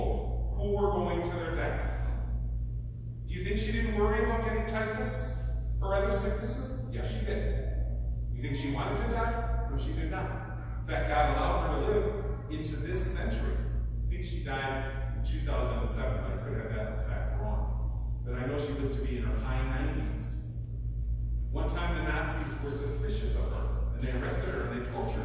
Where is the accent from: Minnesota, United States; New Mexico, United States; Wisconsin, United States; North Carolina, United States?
Wisconsin, United States; moved away as an adult; also born or lived in Peru / Ecuador / Bolivia; I'm originally from Wisconsin, in the town of the Madison Diocese